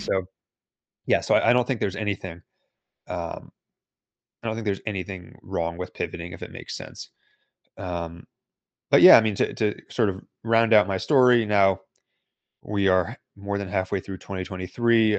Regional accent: United States; I'm from the United States.

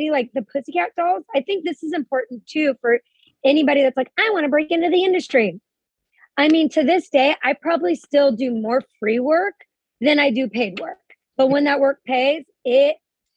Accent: Huntington Beach, California, United States; also born or lived in Los Angeles; I'm from California, Southern California. My teen years, I grew up in Huntington Beach

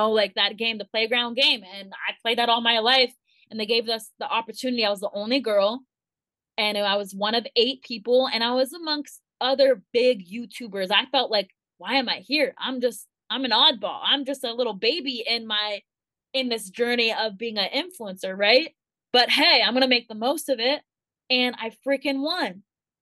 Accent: Thousand Oaks, California, United States; my hometown in Thousand Oaks

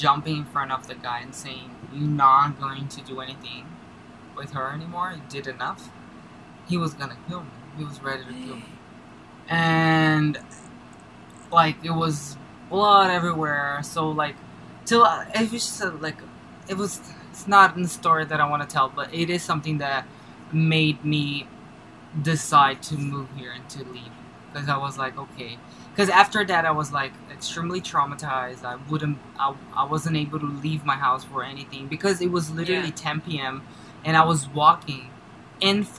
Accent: Brazil; moved away as an adult; now in New York, United States; I was born there, I was raised there, I grew up there, and I came here when I was 17 for the first time.

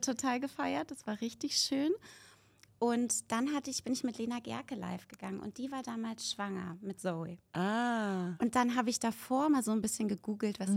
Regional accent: Berlin, Germany; ich komme aus Berlin

